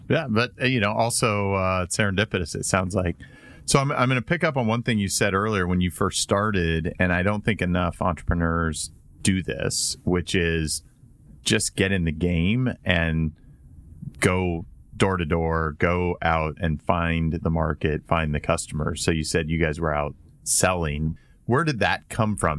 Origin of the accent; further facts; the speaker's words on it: Indiana, United States; growing up in Indiana